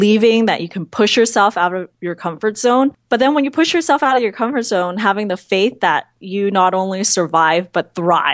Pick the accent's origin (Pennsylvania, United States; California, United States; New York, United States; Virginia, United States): California, United States; San Francisco; I'm a Chinese American. I grew up in San Francisco, actually right next to Chinatown